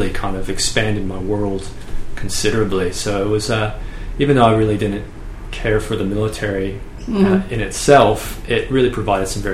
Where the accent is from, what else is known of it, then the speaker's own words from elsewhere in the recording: San Diego, California, United States; moved away as an adult; now in Australia; I grew up in San Diego, California